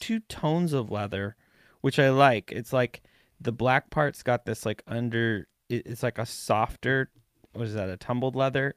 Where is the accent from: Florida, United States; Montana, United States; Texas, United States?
Montana, United States; I was from Montana